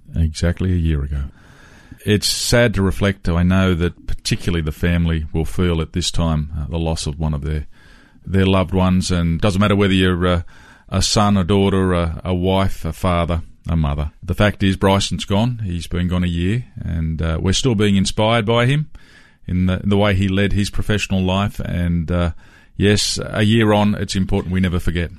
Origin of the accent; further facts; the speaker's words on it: Sydney, New South Wales, Australia; as a young fellow growing up in Western Sydney